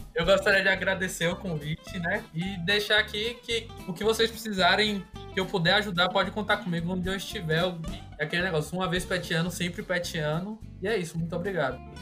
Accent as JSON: {"language": "Portuguese", "town": "Salvador", "region": "Bahia", "country": "Brazil", "tie": "born or raised there", "also_born_or_lived": "Caetité, Bahia", "said": "eu sou do interior da Bahia, sou de Caetité, mas sempre morei em Salvador"}